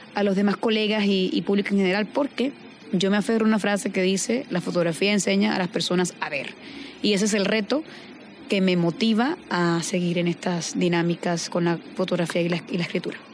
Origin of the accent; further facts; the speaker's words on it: Caribbean Region, Colombia; haber nacido y crecido en el Caribe